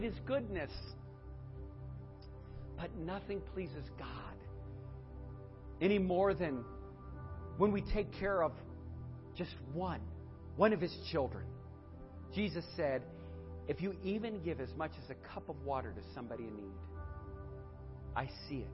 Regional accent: United States; I'm an American

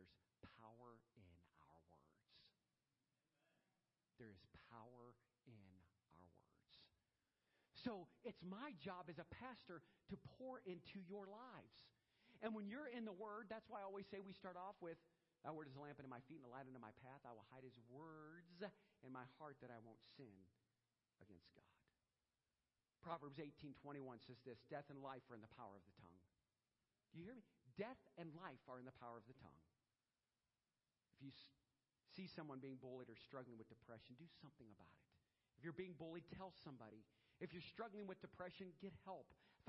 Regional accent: Louisiana, United States; now in Aurora, United States; I'm from Louisiana. I came up here, live in Aurora, Ohio, and I took on this job.

